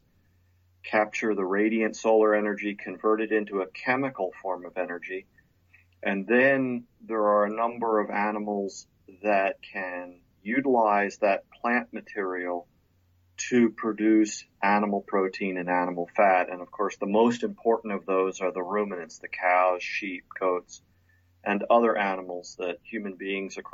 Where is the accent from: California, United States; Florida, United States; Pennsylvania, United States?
Pennsylvania, United States; Lower Bucks County; I was born and raised outside Philadelphia, Pennsylvania, in a part of the country, Lower Bucks County, Pennsylvania.